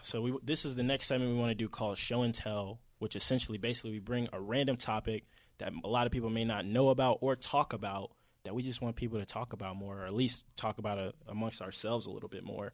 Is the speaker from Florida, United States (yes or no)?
no; Atlanta, Georgia, United States; we're obviously from Atlanta